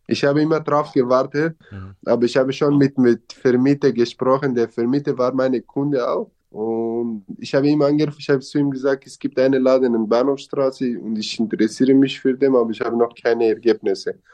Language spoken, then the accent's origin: German; Syria; German is a second language; moved away as an adult; now in Passau, Germany; Eigentlich wollte ich mein Dorf nicht verlassen und ich wollte bei meinen Eltern bleiben.